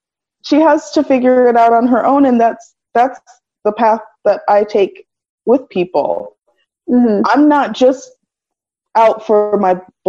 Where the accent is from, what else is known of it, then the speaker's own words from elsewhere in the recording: United States; as an American